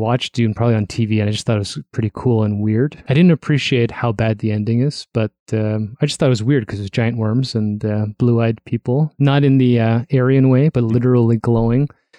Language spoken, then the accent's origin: English; North York, Ontario, Canada; I grew up in North York in the first, second house, but the first semi